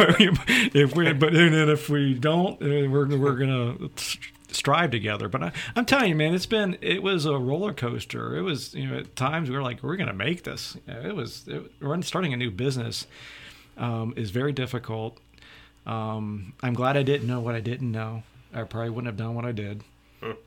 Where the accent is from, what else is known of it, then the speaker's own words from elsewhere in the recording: Marysville, Ohio, United States; moved away as an adult; also born or lived in Poland, Ohio; now in Sharon, United States; I grew up near Columbus, Ohio